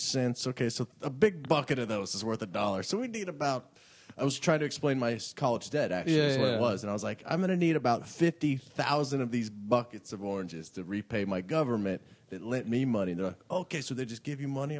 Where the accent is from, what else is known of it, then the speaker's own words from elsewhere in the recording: Kansas, United States; there's my home state, Kansas